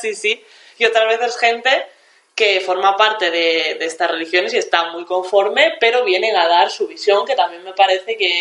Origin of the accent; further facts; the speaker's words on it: Galicia, Spain; mi mensaje desde aquí como gallega